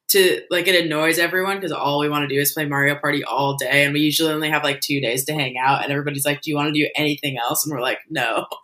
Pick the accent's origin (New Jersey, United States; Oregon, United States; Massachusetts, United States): Oregon, United States; Portland; Yeah, I was born and raised in Portland.